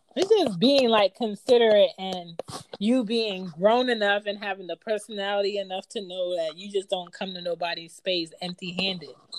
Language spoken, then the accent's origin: English; United States; I wasn't like born and raised in Jamaica and I was American